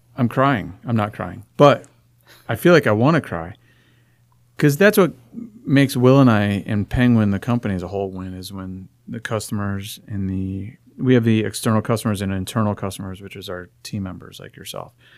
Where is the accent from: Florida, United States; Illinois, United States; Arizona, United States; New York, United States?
Arizona, United States; Phoenix; I was born and raised in Phoenix